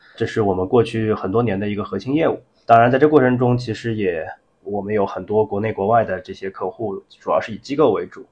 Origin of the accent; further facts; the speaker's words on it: China; 我们中国人，我们也习惯了说，在微信上，不管是聊天还是说工作上，都用微信